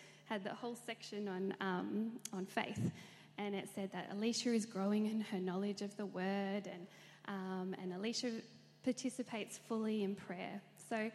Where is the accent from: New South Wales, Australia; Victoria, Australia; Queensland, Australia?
Victoria, Australia; Melbourne; I was born and raised in Melbourne. I grew up in Wantirna.